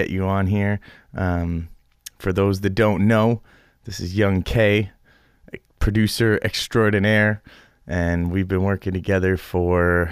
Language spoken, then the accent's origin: English; Guelph, Ontario, Canada; my hometown of Guelph